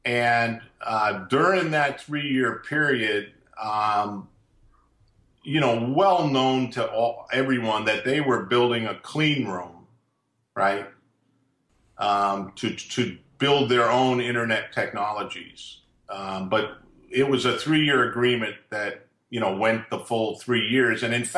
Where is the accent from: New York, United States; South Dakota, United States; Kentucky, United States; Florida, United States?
New York, United States; Long Island; I grew up in Long Island. So I'm not always the, you know, the nicest guy.